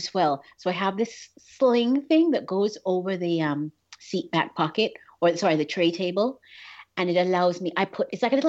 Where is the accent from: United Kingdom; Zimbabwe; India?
United Kingdom; England; moved away; also born or lived in Miami; I was born in England, and so we were traveling from England to Jamaica